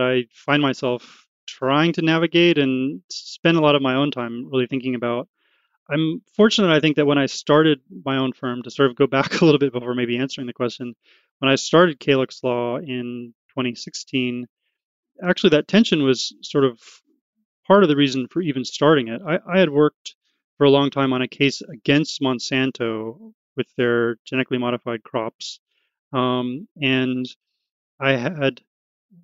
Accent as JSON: {"language": "English", "town": "Oakland", "region": "California", "country": "United States", "tie": "born or raised there", "said": "growing up in Oakland"}